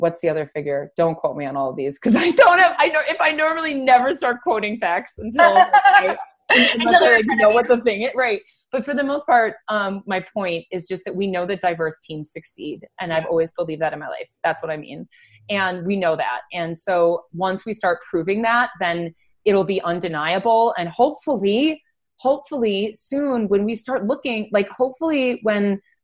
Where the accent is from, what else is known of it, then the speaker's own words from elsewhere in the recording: Denver, Colorado, United States; I'm from Denver, Colorado